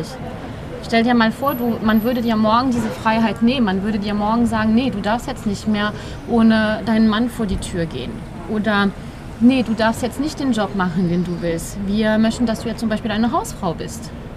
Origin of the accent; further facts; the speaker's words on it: France; also born or lived in England; now in Germany; Ich komme ja aus Frankreich, da nörgelt man noch mehr